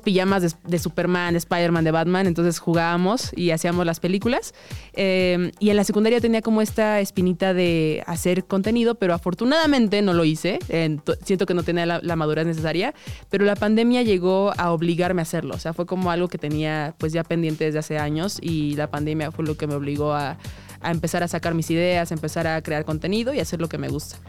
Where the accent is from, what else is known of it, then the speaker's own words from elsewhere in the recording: Mexico City, Mexico; soy chilanga de nacimiento, nací en la Ciudad de México, orgullosamente. Y este, pues, ¿qué puedo decir? Amo mi ciudad